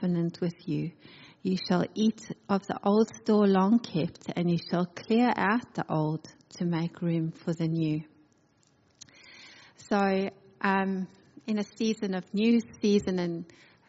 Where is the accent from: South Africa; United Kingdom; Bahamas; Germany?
South Africa; moved away as an adult; now in Adelaide, Australia; I'm originally from South Africa with my family. I came on a one-way ticket.